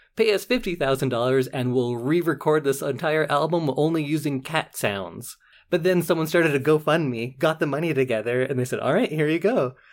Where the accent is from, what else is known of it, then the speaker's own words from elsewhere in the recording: Edmonton, Alberta, Canada; I'm from West Edmonton